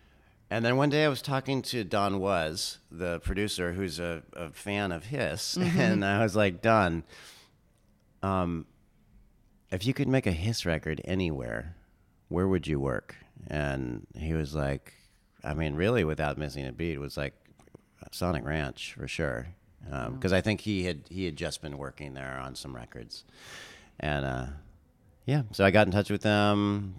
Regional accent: California, United States; I grew up in Southern California, and I spent a lot of time out in the desert, out in Joshua Tree, and driving through the Southwest.

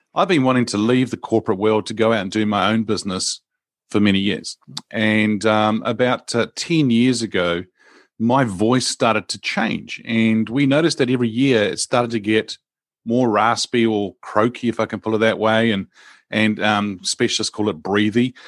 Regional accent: New Zealand; born and grew up in New Zealand here

